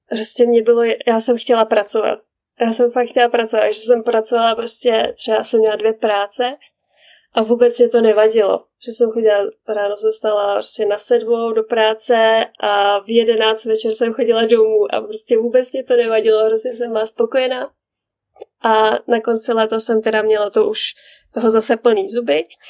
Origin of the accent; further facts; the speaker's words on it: Czechia; first language Czech; moved away as an adult; now in Canada; já jako Češka